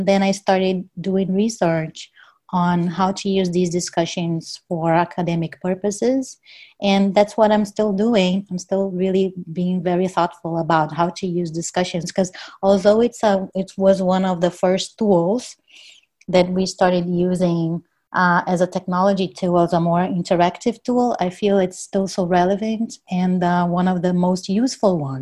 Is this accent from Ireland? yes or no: no; Brazil; English is a second language; moved away as an adult; also born or lived in California; I'm from Brazil